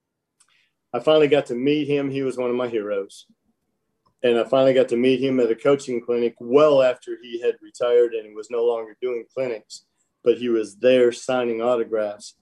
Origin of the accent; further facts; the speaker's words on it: Michigan, United States; moved away; growing up in Michigan